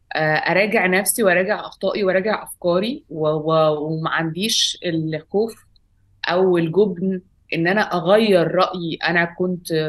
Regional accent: Alexandria, Alexandria Governorate, Egypt; moved away as an adult; now in Cairo, Egypt; اتربيت في اسكندريه في, في مصر لغايه ما بقى عندي 19 سنه

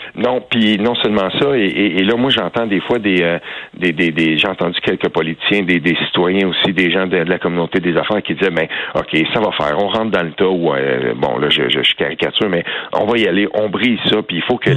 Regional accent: Quebec, Canada; chez nous au Québec

